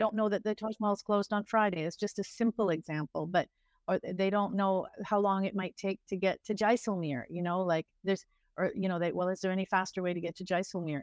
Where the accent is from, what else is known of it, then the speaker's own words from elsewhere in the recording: Ontario, Canada; now in India; I'm from Ontario, uh, Canada